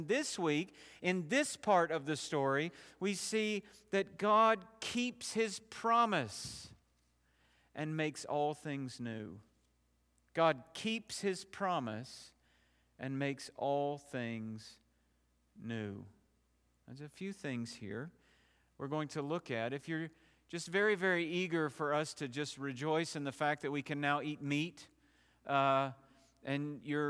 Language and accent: English; Knoxville, Tennessee, United States; The church I grew up in Knoxville just last week introduced a man to the congregation who will in all likelihood be their new senior pastor.